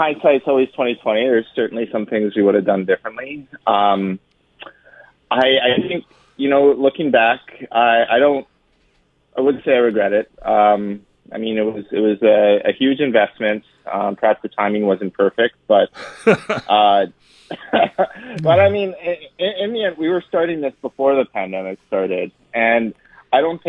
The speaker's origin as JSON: {"language": "English", "town": "Edmonton", "region": "Alberta", "country": "Canada", "tie": "born or raised there", "said": "I grew up in Northeast Edmonton"}